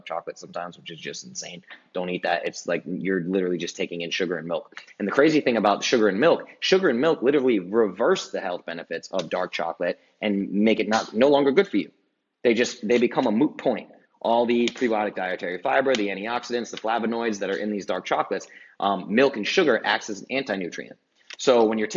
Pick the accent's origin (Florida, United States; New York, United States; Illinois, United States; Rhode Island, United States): Rhode Island, United States; where I grew up in Rhode Island